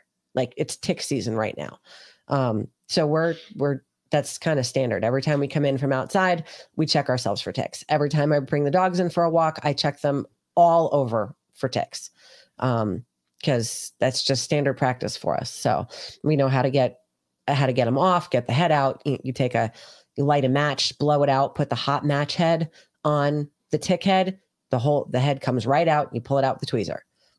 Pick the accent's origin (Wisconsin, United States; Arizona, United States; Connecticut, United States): Connecticut, United States; moved away; also born or lived in New York City; we're originally from Connecticut, which is the original home of Lyme disease